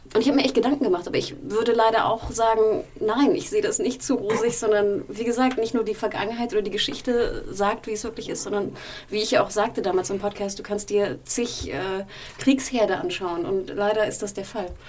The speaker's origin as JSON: {"language": "German", "region": "Hamburg", "country": "Germany", "tie": "born or raised there", "said": "meiner Heimatstadt Hamburg"}